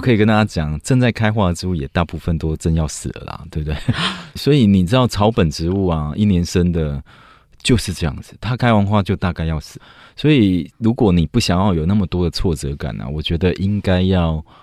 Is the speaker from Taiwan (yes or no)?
yes; Taiwan; also born or lived in United Kingdom; 我在台湾二十八岁才出国，我在台湾待了二十八年